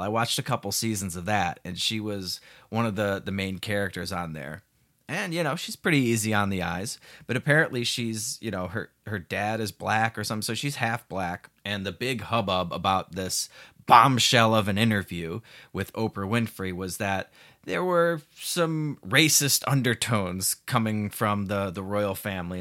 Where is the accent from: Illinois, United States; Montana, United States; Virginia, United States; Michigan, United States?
Illinois, United States; Chicago; moved away as an adult; now in Puerto Vallarta, Mexico; I'm, I'm from Chicago, so the uh, I, am used to you know 30 degree below zero temperatures